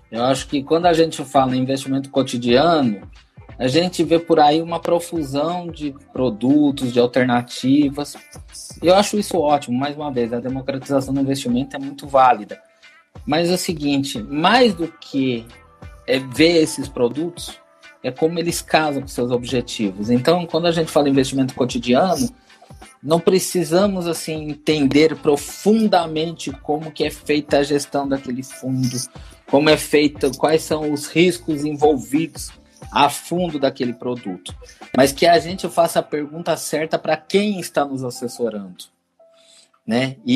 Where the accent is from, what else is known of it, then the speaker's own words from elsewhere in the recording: Brazil; eu acho que existe um aspecto também cultural do brasileiro, sim, eu sou brasileiro, eu falo de cadeira, né?